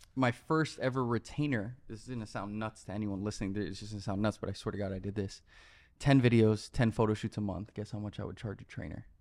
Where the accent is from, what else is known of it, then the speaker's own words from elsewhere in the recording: Miami, Florida, United States; moved away as an adult; also born or lived in New York; now in Los Angeles, United States; born and raised in Miami, Florida, uh, spent 18 years there, grew up